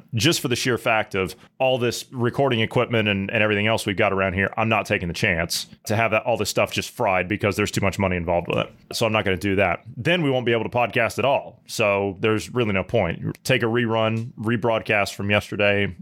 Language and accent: English; Mid-Ohio Valley, United States; I come from the Mid-Ohio Valley natively